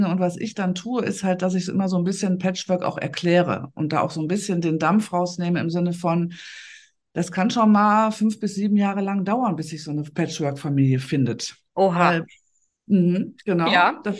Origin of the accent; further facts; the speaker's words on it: Essen, North Rhine-Westphalia, Germany; ich habe eine eigene Praxis hier in Essen, also ich komme aus Essen im Ruhrgebiet